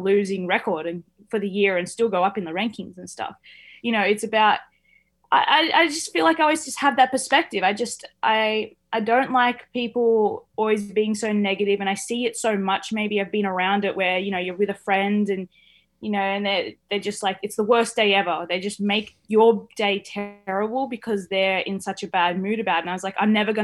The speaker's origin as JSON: {"language": "English", "country": "Australia", "said": "as an Australian"}